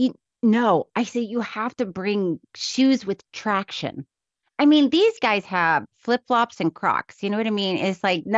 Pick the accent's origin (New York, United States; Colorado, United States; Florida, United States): Florida, United States; Miami Beach; born there; No, I wasn't born in I was born in Miami Beach, but Frostproof, my dad was born in Frostproof.